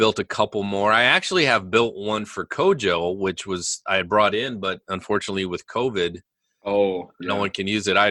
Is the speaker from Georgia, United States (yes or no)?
no; near Henry, South Dakota, United States; I grew up near Henry, South Dakota, so very rural area